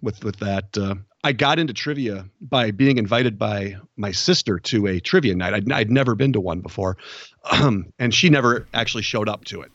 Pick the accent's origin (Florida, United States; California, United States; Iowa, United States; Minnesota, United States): Minnesota, United States; Minneapolis; moved away as an adult; now in Charlotte, United States; I'm originally from the Minneapolis, Minnesota area